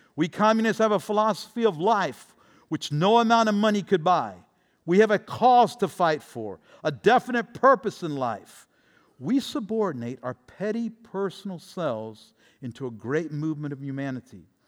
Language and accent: English; Tampa, Florida, United States; my hometown team, the Buccaneers